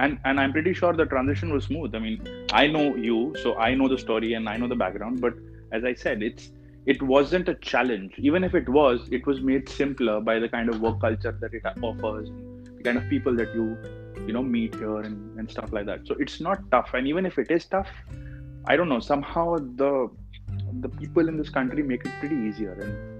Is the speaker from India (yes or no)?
yes; North India, India; moved away; Okay, we come from North India, so we're still used to a little bit of cold